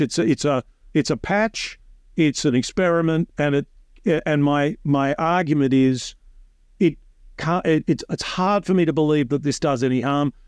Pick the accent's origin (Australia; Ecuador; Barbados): Australia